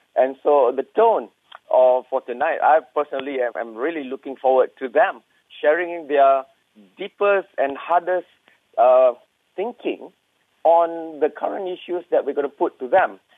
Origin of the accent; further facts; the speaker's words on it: Perlis, Malaysia; my hometown or Kampung in Perlis